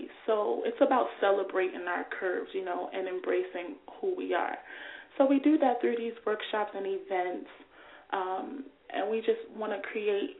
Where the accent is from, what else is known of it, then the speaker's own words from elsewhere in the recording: Newark, New Jersey, United States; my hometown of Newark, New Jersey